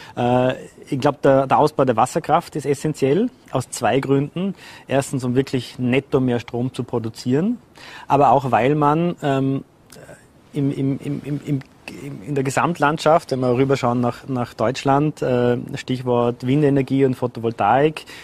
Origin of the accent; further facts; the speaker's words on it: Vorarlberg, Austria; moved away; also born or lived in Vienna; zurückzukehren in meine Heimat